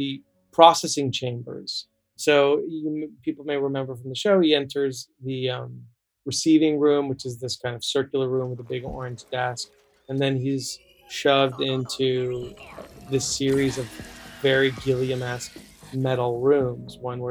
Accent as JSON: {"language": "English", "region": "Southern California", "country": "United States", "tie": "born or raised there", "said": "I grew up in Southern California"}